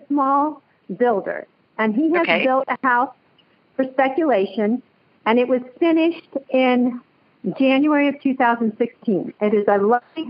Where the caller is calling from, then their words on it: Ohio, United States; I am in Ohio.